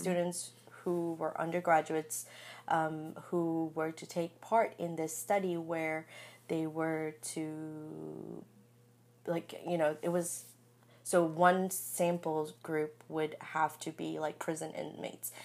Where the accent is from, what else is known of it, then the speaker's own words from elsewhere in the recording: Brunei; moved away; also born or lived in Sri Lanka; I was raised in Brunei and I lived in Sri Lanka for three years